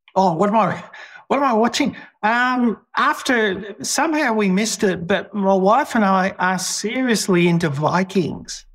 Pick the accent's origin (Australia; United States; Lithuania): Australia; living in Australia and being an Australian